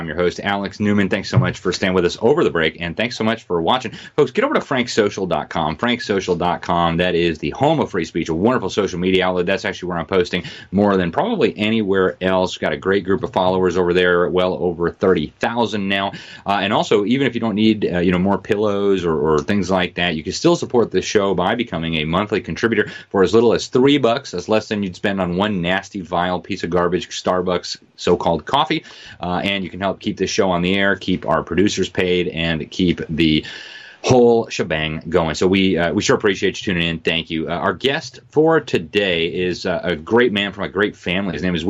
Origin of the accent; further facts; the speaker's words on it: Mexico City, Mexico; Full disclosure, I lived in Mexico longer than anywhere else in the world. I grew up in Mexico City, spent 7 years living there. Love Mexico.